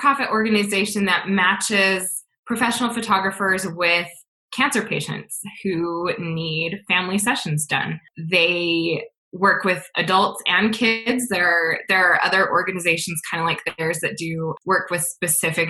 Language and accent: English; Salt Lake City, Utah, United States; I live in a suburb of Salt Lake City. I've lived here my whole life, born and raised in Utah.